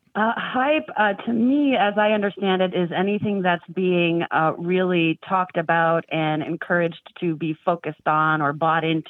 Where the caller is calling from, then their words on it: Los Angeles, California, United States; I'm calling from Los Angeles